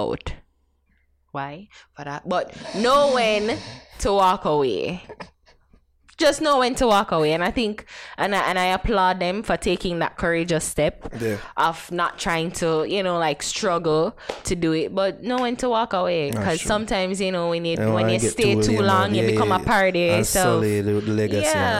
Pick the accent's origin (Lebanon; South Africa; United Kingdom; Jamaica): Jamaica; I am a Jamaican